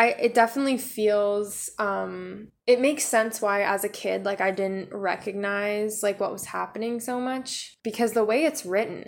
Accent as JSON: {"language": "English", "region": "Oregon", "country": "United States", "said": "I'm from Oregon"}